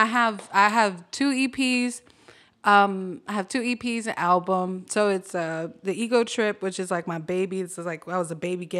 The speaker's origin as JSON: {"language": "English", "region": "California", "country": "United States", "said": "I'm from California."}